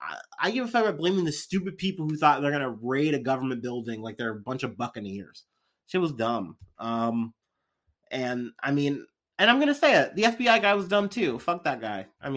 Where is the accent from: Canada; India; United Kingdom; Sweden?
Canada; I'm Canadian.